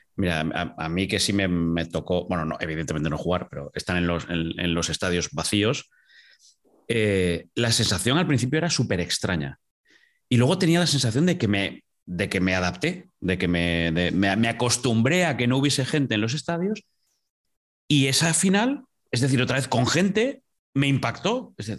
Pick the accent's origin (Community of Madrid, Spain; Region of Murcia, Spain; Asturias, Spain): Asturias, Spain; yo soy asturiano